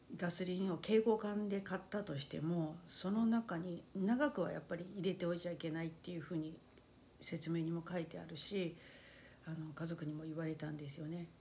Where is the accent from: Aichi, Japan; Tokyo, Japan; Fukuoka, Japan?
Fukuoka, Japan; 幼い頃から ずっと福岡県